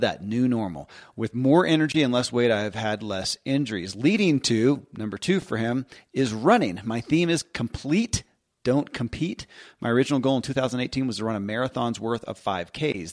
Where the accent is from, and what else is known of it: Kentucky, United States; born or raised there